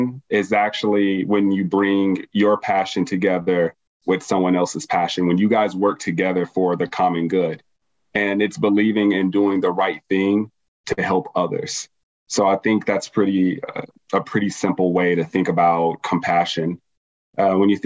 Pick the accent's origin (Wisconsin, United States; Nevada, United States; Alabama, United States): Nevada, United States; Las Vegas; born and raised in Las Vegas, pretty much moved around a lot around the city when I was younger.